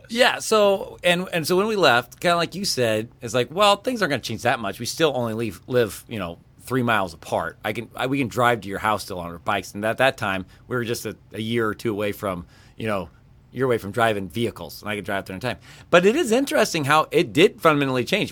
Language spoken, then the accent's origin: English; Kansas, United States; growing up in Kansas